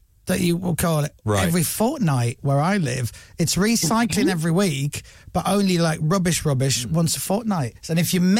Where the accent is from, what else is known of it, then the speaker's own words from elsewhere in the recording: Leeds, Yorkshire and the Humber, United Kingdom; I'm from Leeds.